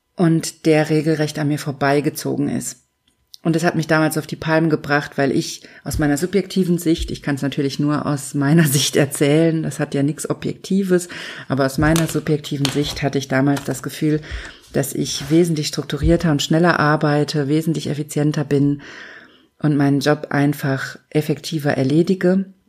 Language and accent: German; Germany; hier bei uns in Deutschland